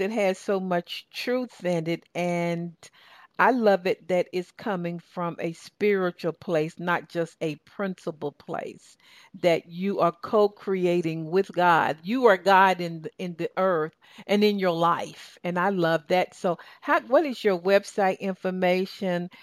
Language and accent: English; Southern Georgia, United States; accent: Southern Georgia; my Southern Georgia accent